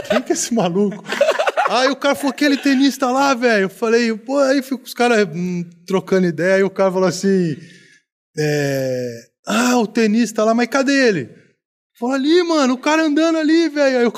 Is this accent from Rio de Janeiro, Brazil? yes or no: no; Americana, São Paulo, Brazil; eu sou de Americana, né?